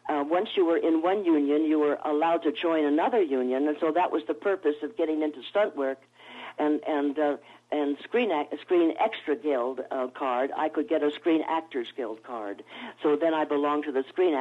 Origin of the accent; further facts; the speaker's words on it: Los Angeles, California, United States; I was born in Hollywood, California, at the Hollywood Hospital